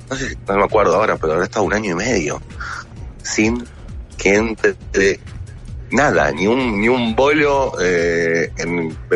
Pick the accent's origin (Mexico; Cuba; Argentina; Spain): Argentina; Buenos Aires; No, no, yo, yo soy de Capital, pero justo en ese momento nos habíamos ido a vivir con mi familia a Luján.